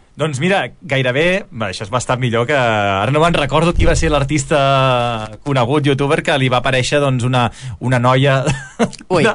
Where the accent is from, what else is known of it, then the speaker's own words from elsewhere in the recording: Valls, Catalonia, Spain; Jo, que sóc de Valls